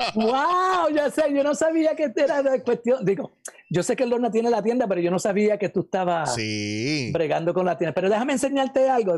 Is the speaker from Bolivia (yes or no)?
no; Puerto Rico; moved away as an adult; also born or lived in New York, United States; now in United States; yo no nací en Puerto Rico, yo nací acá en Estados Unidos, yo nací en Nueva York. Este, yo soy New Yorkican